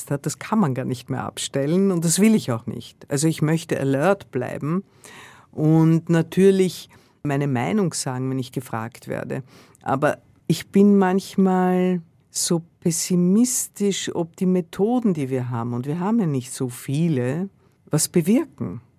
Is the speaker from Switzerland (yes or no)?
no; Austria; Ich komme aus Österreich, wo die FPÖ weitaus stärker ist, in einigen Bundesländern in der Regierung ist.